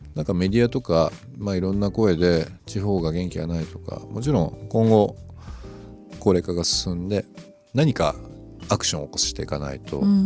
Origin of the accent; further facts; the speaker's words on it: Izumo, Shimane, Japan; moved away; also born or lived in Tokyo; 僕も田舎出身だから